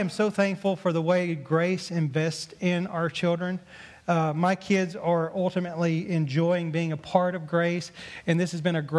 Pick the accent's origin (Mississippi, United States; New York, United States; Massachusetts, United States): Mississippi, United States; accent: southern drawl; moved away; I grew up in Mississippi. Obviously, you probably heard from my southern drawl a little bit